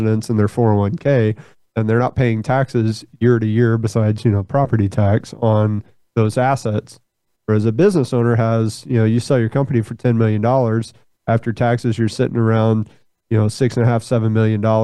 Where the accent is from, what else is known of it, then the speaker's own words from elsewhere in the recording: Fort Worth, Texas, United States; I'm from Fort Worth, born and raised in Fort Worth. That's where I'm sitting right now.